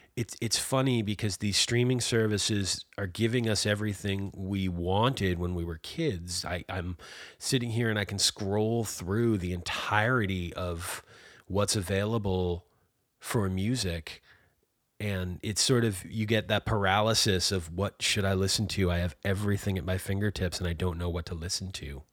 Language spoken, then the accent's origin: English; Massachusetts outside of Boston, United States; now in Maine, United States; I was born and raised in Massachusetts outside of Boston